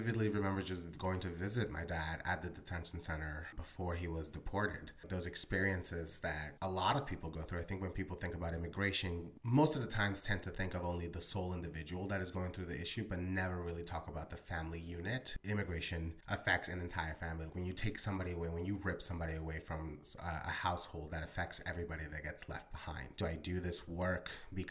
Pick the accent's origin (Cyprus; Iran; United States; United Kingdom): United States; Philadelphia, Pennsylvania; also born or lived in Colombia; Grew up in North Philadelphia, Northeast Philly, and currently reside in West Philadelphia